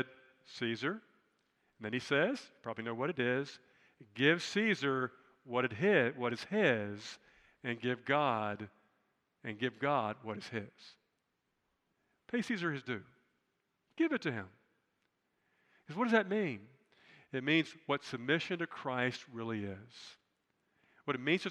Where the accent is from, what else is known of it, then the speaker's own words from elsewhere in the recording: United States; I'm proud of being an American